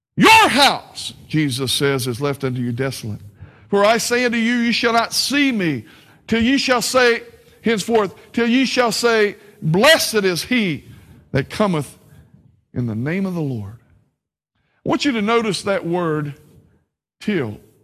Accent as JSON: {"language": "English", "region": "the South", "country": "United States", "said": "I'm from the South."}